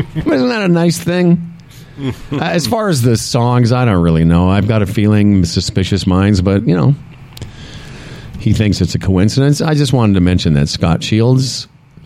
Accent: Moose Jaw, Saskatchewan, Canada; moved away; my hometown of Moose Jaw, Saskatchewan

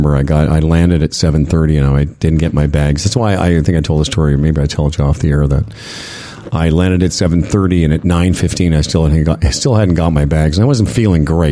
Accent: Saskatchewan, Canada; moved away; also born or lived in Calgary; I've lived in Calgary and I grew up in Saskatchewan

